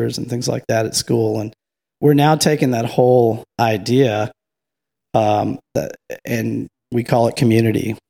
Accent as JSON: {"language": "English", "area": "40 minutes from Madisonville", "region": "Louisiana", "country": "United States", "tie": "born or raised there", "moved": "yes", "said": "Madisonville, Louisiana, 40 minutes from my hometown"}